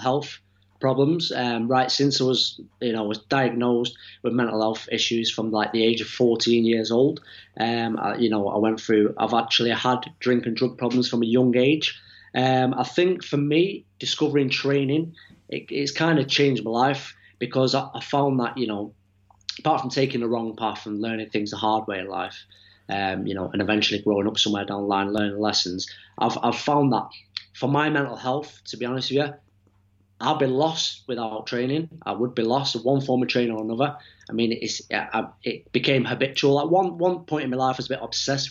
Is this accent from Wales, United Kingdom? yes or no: no; Manchester, North West England, United Kingdom; from Manchester, nearly 40 years old